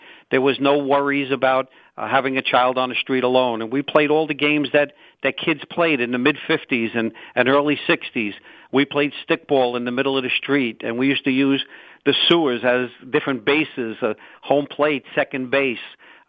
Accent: New York City, New York, United States; I was born and raised in Brooklyn, New York. My parents were also born and raised in Brooklyn. My grandparents immigrated from Italy, you know, back in the 1890s.

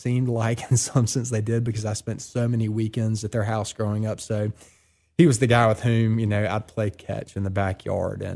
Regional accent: Columbia, South Carolina, United States; born or raised there; now in Oxford, Mississippi, United States

